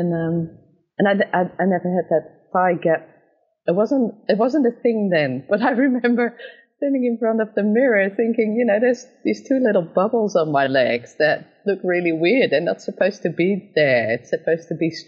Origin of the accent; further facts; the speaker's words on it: Netherlands; moved away as an adult; also born or lived in Australia; I'm actually from the Netherlands originally, but before this I lived in Australia for almost 9 years